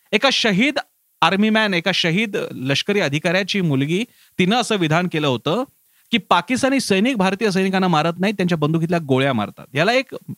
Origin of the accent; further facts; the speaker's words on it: Marathi people, Maharashtra, India; आम्ही मराठी माणसं